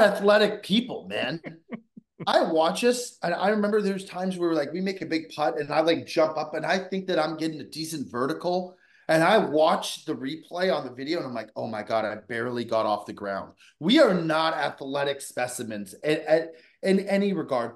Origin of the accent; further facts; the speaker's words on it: Vancouver, British Columbia, Canada; I grew up in Vancouver, British Columbia